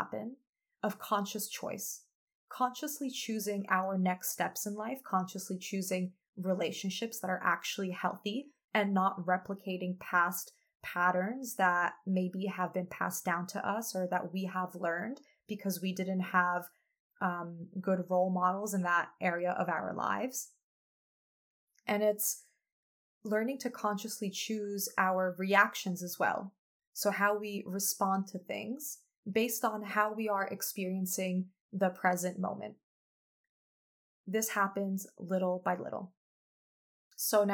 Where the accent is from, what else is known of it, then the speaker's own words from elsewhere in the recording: United States; I am a first generation American. By the way, that's a label. And I had the privilege of spending many of my summers growing up in Poland, visiting my family and my grandparents who remain there